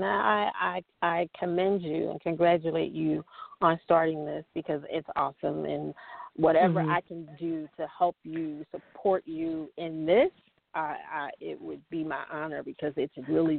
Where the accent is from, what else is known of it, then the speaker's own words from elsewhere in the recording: Philadelphia, Pennsylvania, United States; moved away; I'm from Pennsylvania. I'm a Philly girl originally.